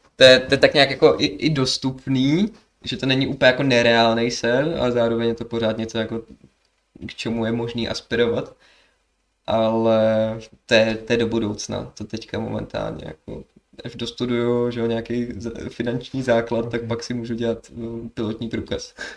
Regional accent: Sokolov, Karlovy Vary Region, Czechia; also born or lived in Kynšperk nad Ohří / Plzeň; já jsem z Kinšperka na to hří, ale hlavně jsem tady byl v Sokolově, že, že mám tu tátu, chodil jsem tu do školy a všechno takhle

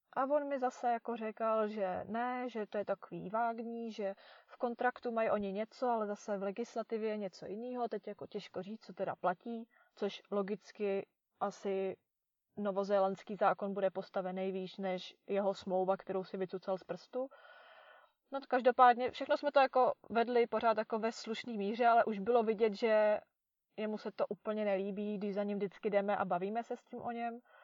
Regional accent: Czechia; moved away

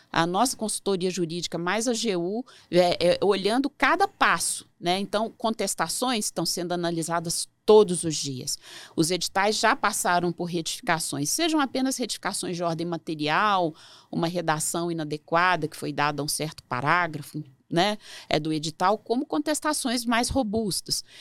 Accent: Belo Horizonte, Minas Gerais, Brazil; also born or lived in Vitória / Campinas / São Paulo; now in Brasília, Brazil; É, sou originária de Belo Horizonte, Minas Gerais, mas já morei em Vitória, Campinas, São Paulo, agora estou em Brasília né?

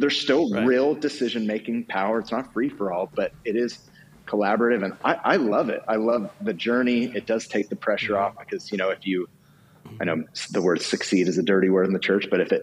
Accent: United States; moved away as an adult; also born or lived in Los Angeles / London; me being an American, I'm an expat, I'm living there

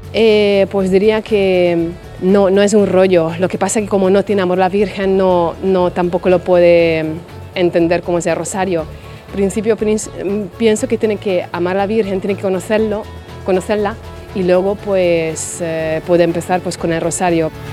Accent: Hungary; Spanish is a second language; moved away as an adult; now in Spain; soy de Hungría y llevo aquí 20 años ya en España.

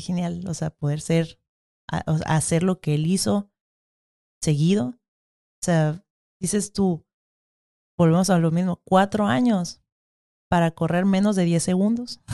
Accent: Mexico; somos mexicanos

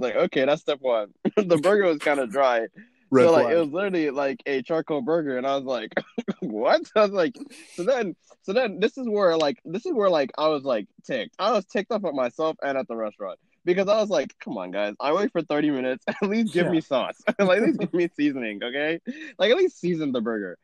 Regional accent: Dallas, Texas, United States; I'm from Dallas

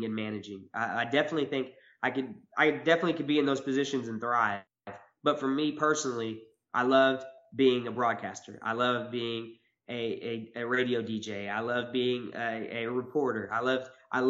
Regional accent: Joplin, Missouri, United States; moved away as an adult; also born or lived in Louisiana / Tokyo, Japan; now in Eugene, United States; I'm from Joplin, Missouri

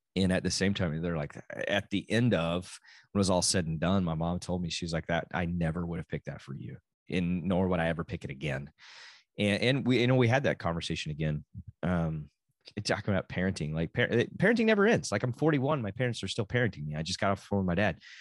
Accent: Texas, United States; also born or lived in Oklahoma; I am a Texan

